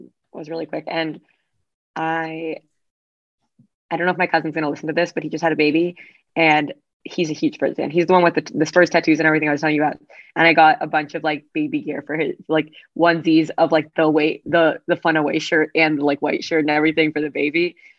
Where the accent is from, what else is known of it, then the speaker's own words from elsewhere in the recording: London, United Kingdom; We're North London. We're North London Jews.